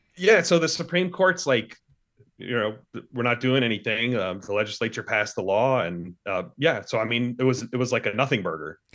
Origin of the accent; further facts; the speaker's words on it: Mississippi, United States; also born or lived in Texas; I lived most of my life in Mississippi